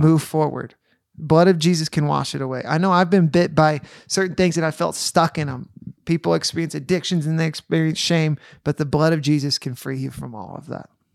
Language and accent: English; Roaring Fork Valley, Colorado, United States; now in Newcastle, United States; I grew up in the Rolling Fork Valley, and then when I moved, when I was twenty